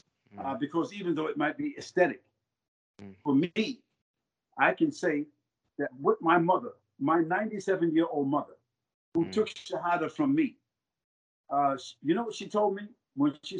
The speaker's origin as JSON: {"language": "English", "country": "United States", "said": "as an American citizen, and as a African American, and as a Muslim"}